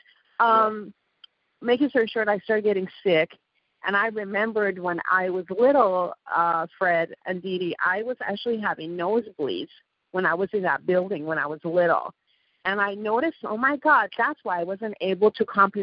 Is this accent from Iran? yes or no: yes; Iran; English is a second language; moved away; I'm from Iran too. Obviously, I have an accent